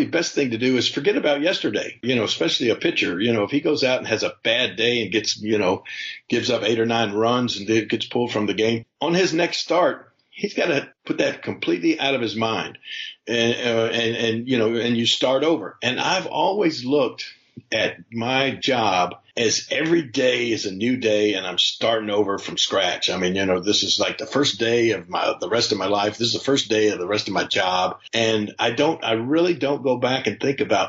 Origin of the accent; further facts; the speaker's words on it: Memphis, Tennessee, United States; also born or lived in Ohio; I was born in Memphis, Tennessee